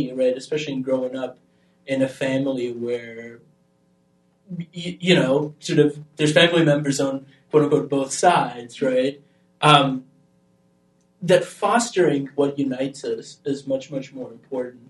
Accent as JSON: {"language": "English", "country": "Albania", "tie": "born or raised there", "moved": "yes", "said": "I grew up in Albania"}